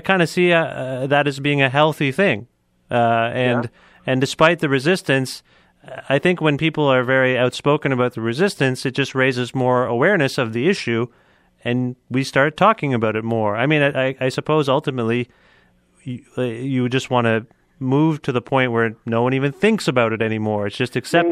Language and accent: English; Cambridge, Ontario, Canada; my hometown now in Cambridge